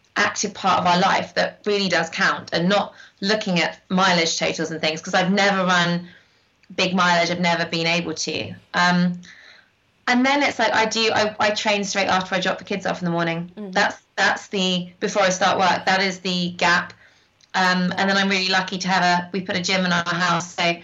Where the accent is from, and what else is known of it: North West England, United Kingdom; born or raised there